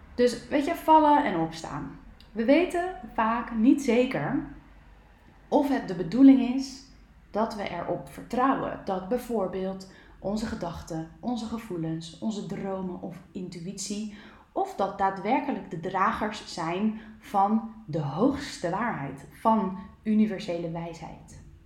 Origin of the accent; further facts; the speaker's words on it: Netherlands; ons nuchtere Nederlanders